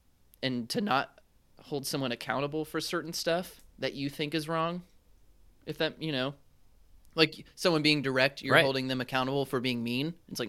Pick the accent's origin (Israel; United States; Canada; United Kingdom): United States; the South; so I was raised in the South, and my parents and my whole family and like I think just society in the South does this thing where they beat around the bush